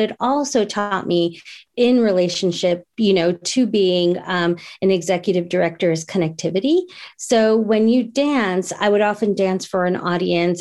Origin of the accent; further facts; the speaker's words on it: New Jersey, United States; growing up in New Jersey, they sent me to, um, an Indian, uh, dance teacher